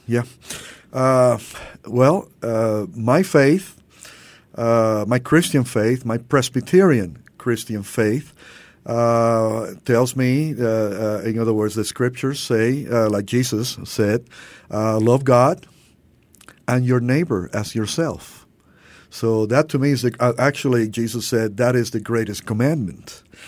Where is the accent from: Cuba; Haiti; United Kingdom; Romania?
Cuba; also born or lived in Louisville, Kentucky, United States; now in Miami, United States; growing up in Miami with our Cuban family